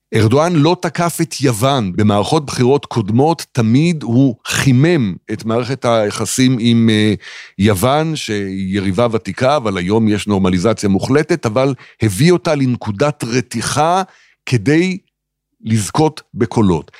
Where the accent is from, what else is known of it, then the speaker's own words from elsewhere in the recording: Israel; אני ישראלי